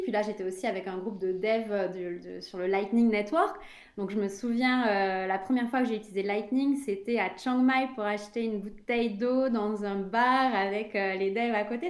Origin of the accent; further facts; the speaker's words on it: France; je suis française